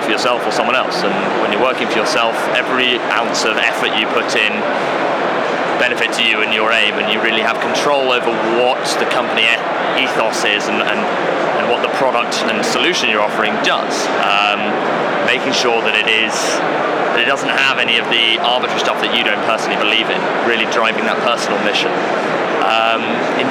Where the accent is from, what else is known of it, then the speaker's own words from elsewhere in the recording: London, United Kingdom; moved away as an adult; also born or lived in Bristol / South Wales; I grew up in Putney, just south of the river